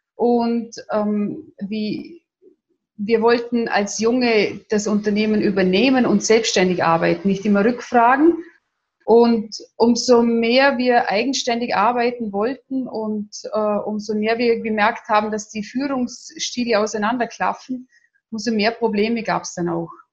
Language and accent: German; Vorarlberg, Austria; accent: Vorarlberg dialect; Ich komme aus Österreich, aus dem schönen Vorarlberg, wie man auch meinem bisschen in meinem Dialekt anhört.